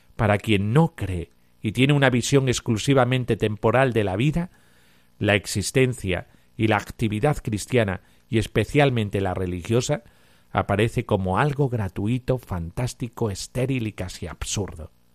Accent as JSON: {"language": "Spanish", "town": "Cáceres", "region": "Extremadura", "country": "Spain", "said": "soy extremeño y de Cáceres"}